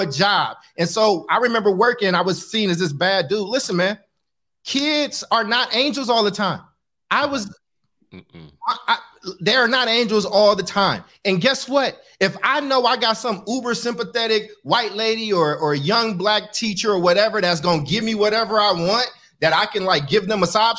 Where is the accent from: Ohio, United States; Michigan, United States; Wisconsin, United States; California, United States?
California, United States; Oakland; I grew up in Oakland, California, where it's a lot of homeless people that people stepping over